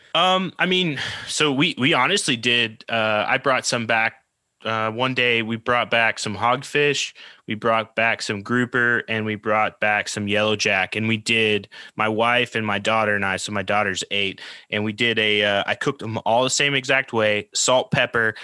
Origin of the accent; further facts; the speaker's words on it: Oklahoma, United States; moved away as an adult; also born or lived in New Orleans, Louisiana / California; I, I grew up in Oklahoma, like middle of the country, the U.S.